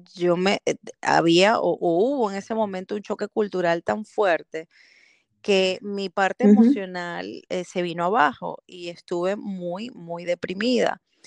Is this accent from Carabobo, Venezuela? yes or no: no; Caracas, Capital District, Venezuela; moved away as an adult; also born or lived in Canary Islands, Spain; now in Belgium; soy venezolana, nací en Venezuela, en Caracas